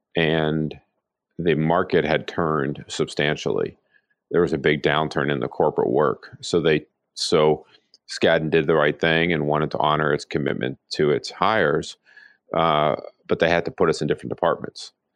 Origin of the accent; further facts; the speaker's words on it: Pittsburgh, Pennsylvania, United States; moved away as an adult; I grew up in Pittsburgh